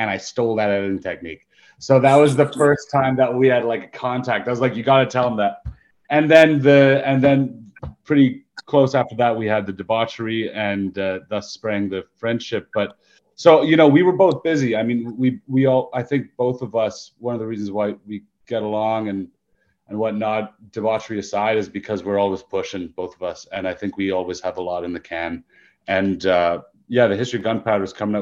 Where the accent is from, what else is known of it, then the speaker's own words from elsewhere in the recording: Whitehorse, Yukon, Canada; I grew up in Yukon, right? I grew up in Whitehorse. I'm from up north